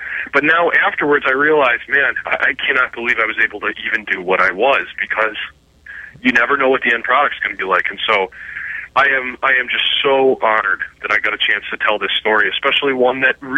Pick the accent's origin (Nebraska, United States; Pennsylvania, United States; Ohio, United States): Ohio, United States; Cleveland; I was a kid from Cleveland, Ohio